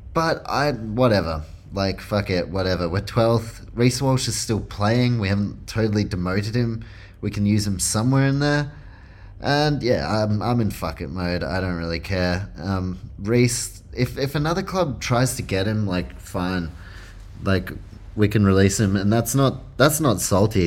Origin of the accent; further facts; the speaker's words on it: New Zealand; I'm from New Zealand, so I'm a Warriors fan